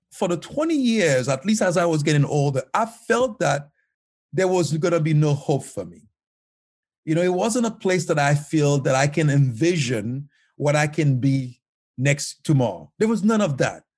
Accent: Haiti; moved away as an adult; now in United States; life was very tough growing up in Haiti.

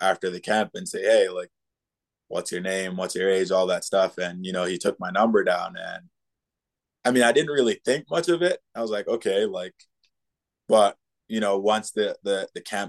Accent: Jamaica; moved away; I like growing up in Jamaica

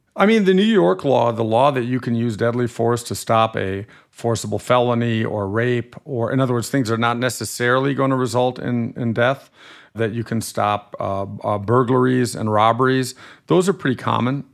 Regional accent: Germany; accent: slightly nasal accent; moved away as an adult; now in United States; I grew up in Germany till I was 18, and I'm a German American dual national

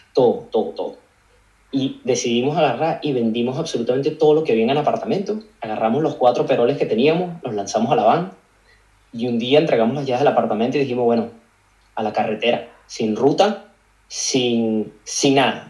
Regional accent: Caracas, Capital District, Venezuela; moved away as an adult; also born or lived in Australia; now in London, United Kingdom; nací en Caracas, Venezuela, como me imagino que muchos de los invitados que tienes aquí en el podcast. Me crié hasta mis 21 años, estuve viviendo en, Caracas, Venezuela

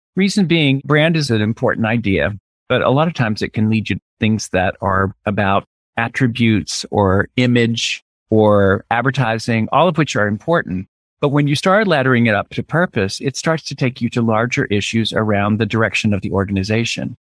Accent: Birmingham, Alabama, United States; moved away as an adult; also born or lived in Tennessee / New York; I'm originally from the Deep South, from, grew up in Birmingham, Alabama

